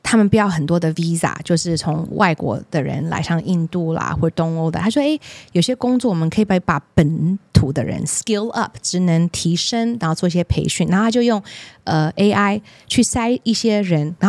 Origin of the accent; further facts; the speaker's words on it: Taiwan; 我们台湾人就可以买到很多绿色相关的投资型商品了。因为现在台湾的市场有点扭曲